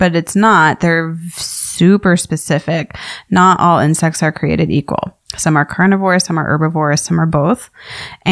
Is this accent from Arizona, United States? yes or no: yes; Tucson, Arizona, United States; I grew up here in Tucson, Arizona, really loving just the variety of bugs and creepy crawlies